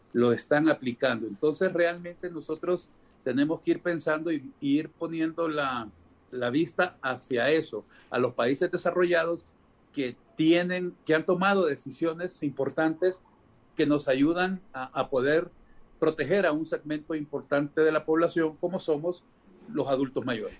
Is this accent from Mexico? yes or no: no; Honduras; de los 9.900.000 personas que somos, según el INE, como hondureños